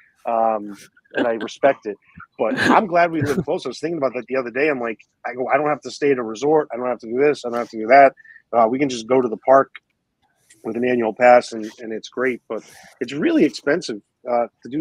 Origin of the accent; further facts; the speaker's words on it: Maine, United States; moved away as an adult; also born or lived in Miami / Northeast; now in Orlando, United States; I'm from Maine originally.